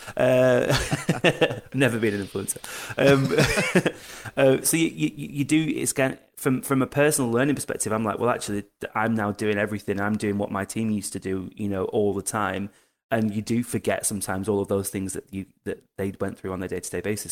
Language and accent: English; United Kingdom; we're British, we're British about it